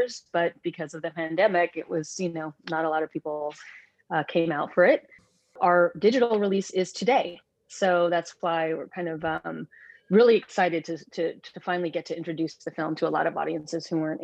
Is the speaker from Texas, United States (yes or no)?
yes; Lubbock, Texas, United States; I grew up in Lubbock, Texas, and I was one of the only Filipino kids growing up there.